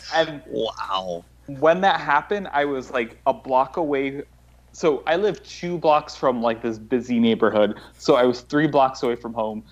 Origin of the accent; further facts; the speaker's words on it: New York, United States; also born or lived in Los Angeles; I'm from New York. I moved to Los Angeles for a year